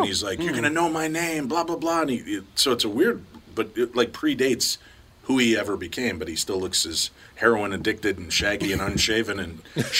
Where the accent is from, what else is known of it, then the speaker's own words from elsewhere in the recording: Chicago, Illinois, United States; Growing up in Chicago